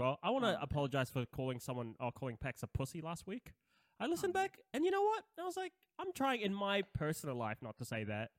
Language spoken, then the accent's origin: English; Philippines; I would say the …, but I am Filipino, and that's in.